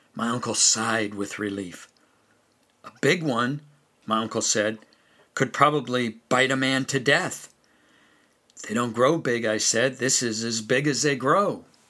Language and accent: English; California, United States; also born or lived in western North Carolina; now in North Carolina, United States; growing up in California